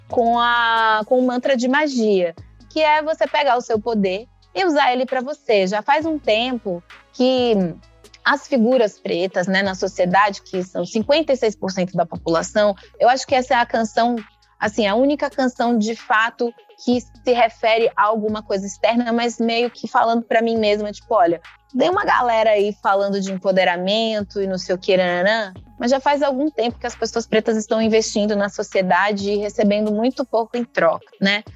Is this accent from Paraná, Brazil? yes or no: no; Recôncavo, Bahia, Brazil; Nasci aqui na Bahia, mas eu nasci no recôncavo da Bahia